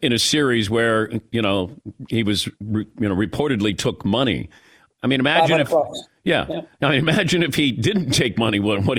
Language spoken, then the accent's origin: English; Cincinnati, Ohio, United States; I grew up in Cincinnati. I mean, we loved Pete.